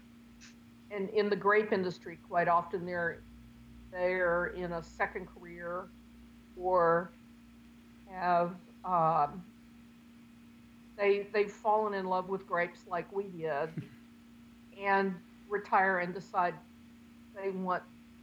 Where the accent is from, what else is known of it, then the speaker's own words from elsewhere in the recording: Pender County, North Carolina, United States; I'm a North Carolina native from Pender County